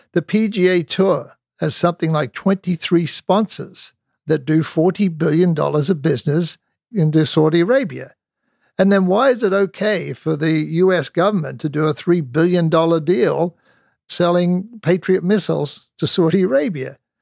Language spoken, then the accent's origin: English; Australia; moved away as an adult; I came from Australia